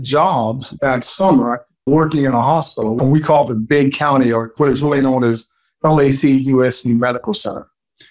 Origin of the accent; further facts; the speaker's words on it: Los Angeles, California, United States; also born or lived in Memphis, Tennessee / Crawfordsville, Arkansas; I talk about growing up in the inner city of Los Angeles